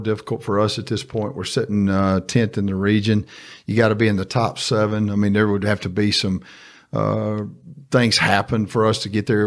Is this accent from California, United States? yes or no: no; Star City, Arkansas, United States; I'm from Star City. I went to Star City High